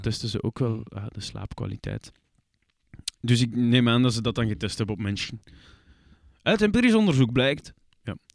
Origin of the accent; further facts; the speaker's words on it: Flanders, Belgium; Persoonlijk ben ik een Vlaming